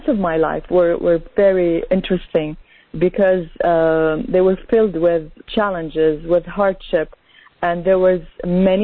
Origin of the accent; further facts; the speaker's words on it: Canada; also born or lived in Lebanon; I was born in Lebanon, and as a child, we immigrated as a family to Canada